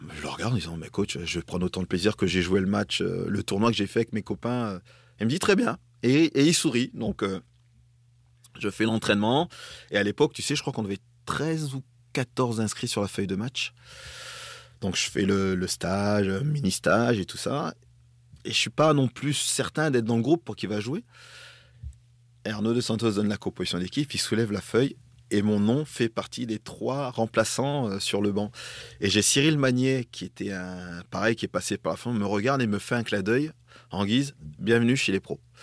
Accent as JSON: {"language": "French", "town": "Grande-Synthe", "region": "Hauts-de-France", "country": "France", "tie": "born or raised there", "also_born_or_lived": "Dunkirk / Togo", "said": "je suis né à Dunkerque. Mes parents m'ont conçu à Brédune, euh, qui est pas très loin dans, le nord"}